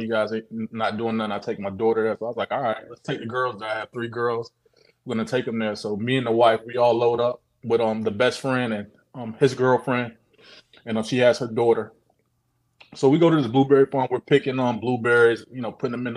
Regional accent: Orlando, Florida, United States; I'm actually from Orlando

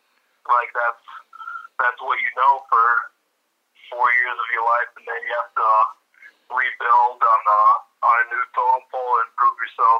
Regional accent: Illinois, United States; I would always say it's Northwestern was literally a 10-minute drive away, and we'd go see some games live and see some on TV

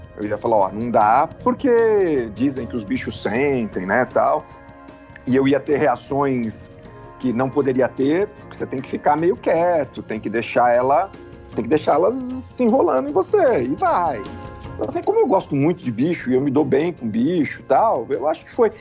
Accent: Brazil; Eu sou caiçara, né? Minha vida inteira na praia

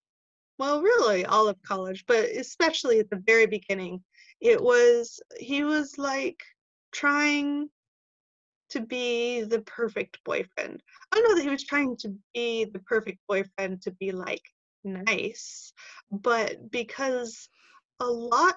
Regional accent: California, United States; moved away as an adult; also born or lived in Fort Collins, Colorado; I grew up in California and I moved to Colorado, to Fort Collins, Colorado, to go to school

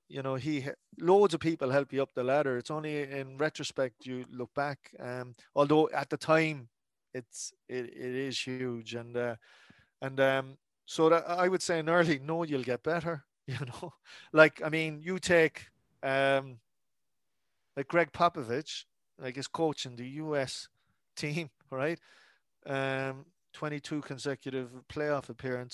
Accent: Cork, Munster, Ireland; growing up in Cork

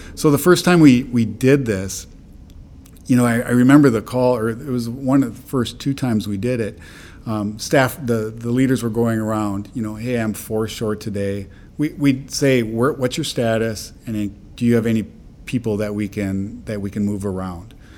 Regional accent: Midwest, United States; also born or lived in North Dakota / Minnesota; I'm from the Midwest, and I uh, really wanted to help my community. It's a very rural area that I'm from

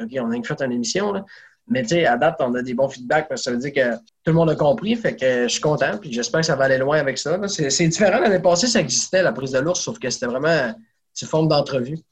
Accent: Saguenay, Quebec, Canada; je viens de Saguenay

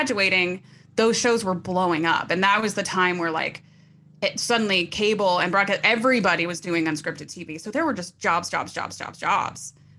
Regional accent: Bristol, Tennessee, United States; moved away as an adult; also born or lived in Orange County, California; now in Los Angeles, United States; I'm from Tennessee. I'm from a teeny tiny little town called Bristol, Tennessee.

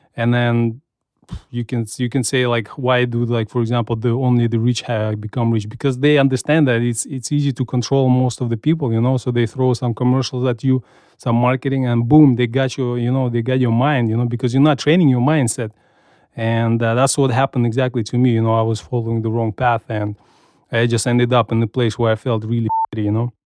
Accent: Kazakhstan; now in United States; I grew up in Soviet Union

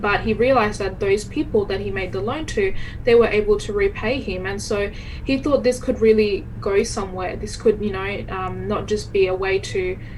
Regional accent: Bangladesh; now in Perth, Australia; I am originally originally from Bangladesh. I was born there

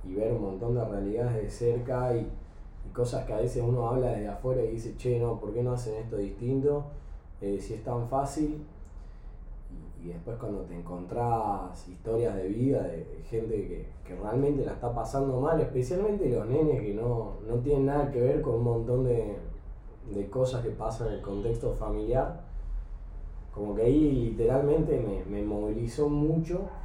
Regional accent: Salta, Argentina; moved away as an adult; also born or lived in Buenos Aires / Mendoza; yo era el único pibe de Salta que estaba metido en la movida, tipo 15 años aprendiendo Visual Basic

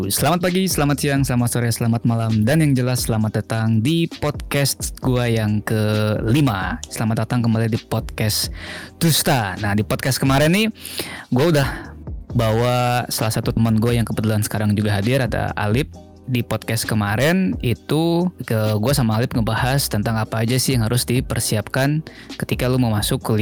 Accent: West Java, Indonesia; besarnya di Sunda jadi kalau kita

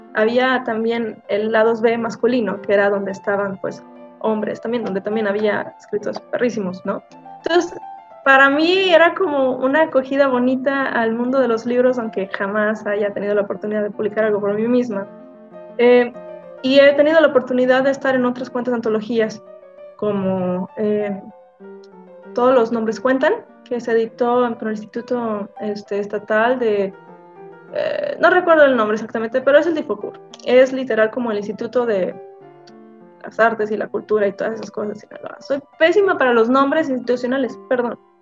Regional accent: Navolato, Sinaloa, Mexico; also born or lived in Guadalajara; nací en Sinaloa, este, en un pueblo específicamente llamado Nabolato, este, cerca de Culiacán

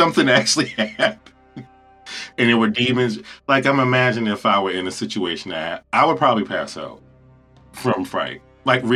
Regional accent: Amityville, New York, United States; I'm from Amityville

